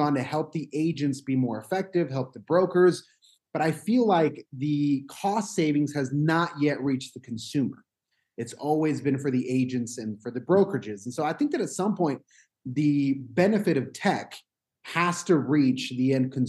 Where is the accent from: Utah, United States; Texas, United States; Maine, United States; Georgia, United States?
Utah, United States; So my family is from Mexico. I was born here in Utah, but I have that, you know, Hispanic heritage